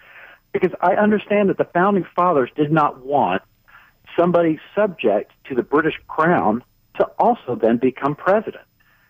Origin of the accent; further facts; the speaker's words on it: United States; And I was born here in the United States. My father's American, but my mother, and to this very day, is still a Dutch citizen.